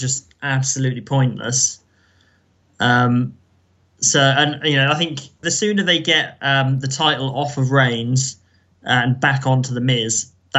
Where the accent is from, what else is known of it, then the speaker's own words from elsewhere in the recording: England, United Kingdom; As an English person